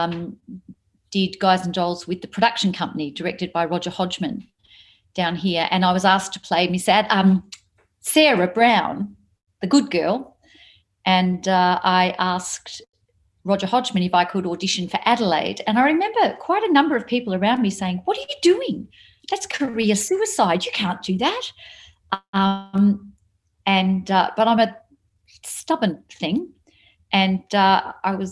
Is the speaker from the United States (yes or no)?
no; Papua New Guinea; born or raised there; moved away; also born or lived in Australia